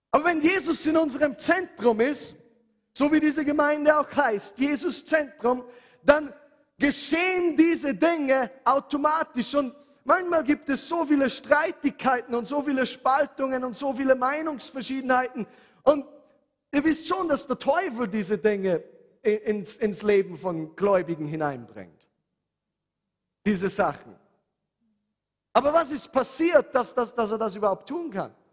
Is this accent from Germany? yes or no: no; Handenberg, Upper Austria, Austria; Bei uns zu Hause in Handenberg, meine Mama hatte einen Zeitpunkt in ihrem Leben